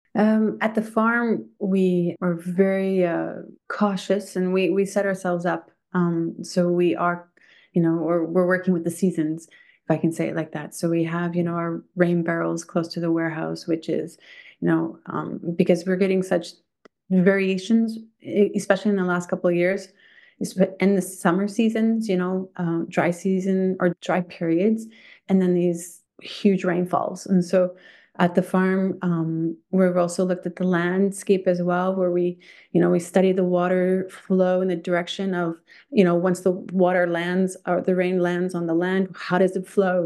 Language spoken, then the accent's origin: English; Thunder Bay, Ontario, Canada; now in Quebec, Canada; From Thunder Bay, Ontario, um, grew up a country girl in the countryside